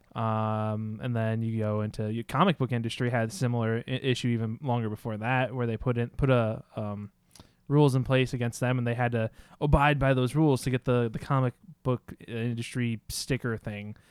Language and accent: English; United States; as American society